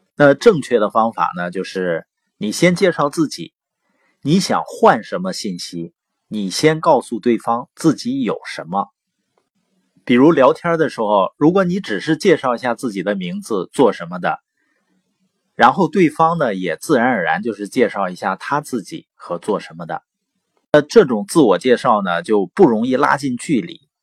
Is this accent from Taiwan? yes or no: no; Baoqing, Heilongjiang, China; also born or lived in Boli County, Heilongjiang; 我是黑龙江， 从小呢是生在宝清县，啊，我父母呢是知边青年，所以在农场出生，然后长大